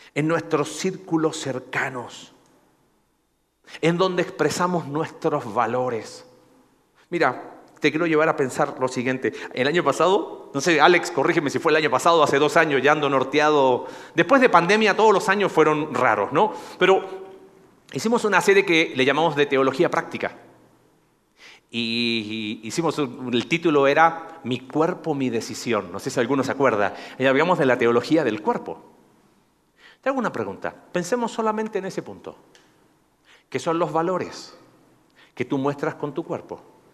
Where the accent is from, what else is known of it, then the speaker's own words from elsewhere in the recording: Coquimbo, Chile; moved away; De una ciudad que se llama Coquimbo